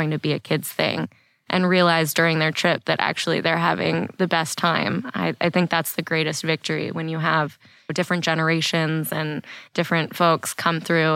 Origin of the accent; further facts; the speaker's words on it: just outside D.C., Maryland, United States; also born or lived in Washington, D.C.; I am from the D.C. area. I was born in D.C. and I was raised just outside Maryland.